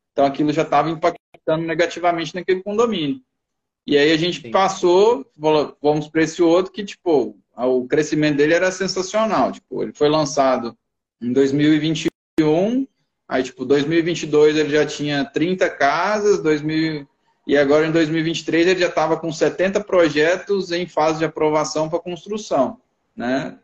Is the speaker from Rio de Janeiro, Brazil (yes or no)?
no; Brasília, Federal District, Brazil; moved away as an adult; now in Dourados, Brazil; eu sou natural de Brasília